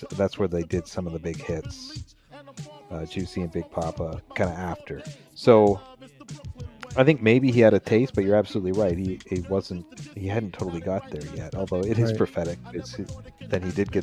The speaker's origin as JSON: {"language": "English", "region": "Southern Ontario", "country": "Canada", "tie": "born or raised there", "said": "our experience growing up in Southern Ontario as two Caucasian men"}